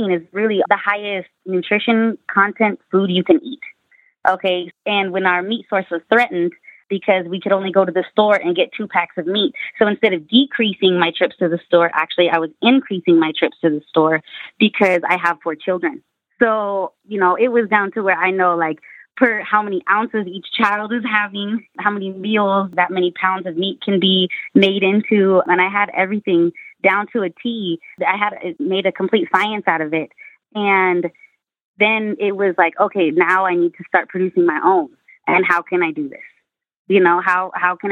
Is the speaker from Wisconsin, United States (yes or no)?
no; Northern California, United States; I grew up in Northern California